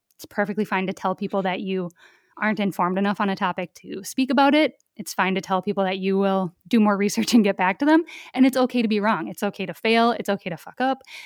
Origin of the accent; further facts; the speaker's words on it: rural Minnesota, United States; I grew up in a really rural part of Minnesota. So my hometown has a population of under a thousand people